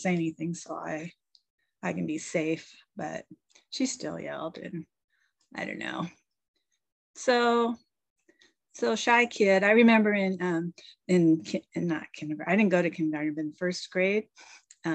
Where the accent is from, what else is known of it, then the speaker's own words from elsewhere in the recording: Bay Area, California, United States; moved away as an adult; now in Washington State, United States; I'm originally from California mostly. I was in the Bay Area. I lived there from the age of 5 till about 26.